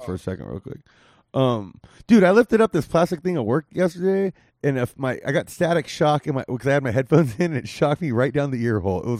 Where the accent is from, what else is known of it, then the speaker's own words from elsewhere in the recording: Whittier, California, United States; moved away as an adult; now in Las Vegas, United States; I'm originally from the 562 part. I'm from the from Whittier, like the gateway cities.